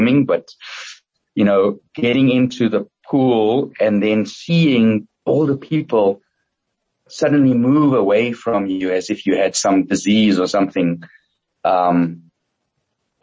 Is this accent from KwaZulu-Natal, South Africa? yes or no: no; Johannesburg, Gauteng, South Africa; I grew up in the 70s and 80s in South Africa.